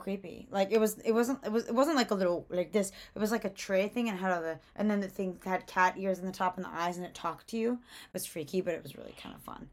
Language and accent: English; Georgia, United States; I'm from Georgia, so I'm a little bit Southern, not really. Atlanta's not that Southern